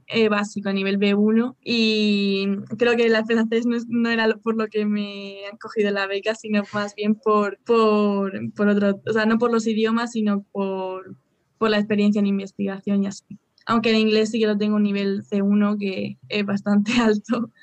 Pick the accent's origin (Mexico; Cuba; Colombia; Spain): Spain; moved away as an adult; now in Germany; soy española, pero ahora mismo estoy trabajando en Alemania